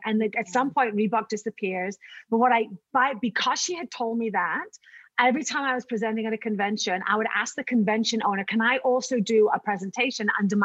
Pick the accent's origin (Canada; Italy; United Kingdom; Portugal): United Kingdom; moved away; I'm a Brit